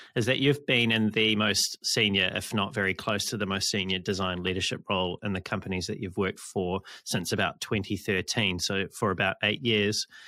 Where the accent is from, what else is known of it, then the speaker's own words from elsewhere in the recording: New Zealand; I'm from New Zealand